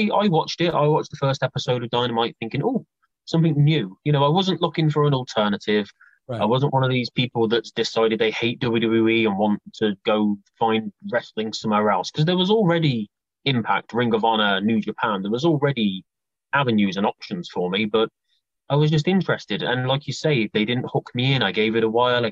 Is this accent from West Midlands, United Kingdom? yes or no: yes; Coventry, West Midlands, United Kingdom; A little place called Coventry, near Birmingham, quite like in the middle.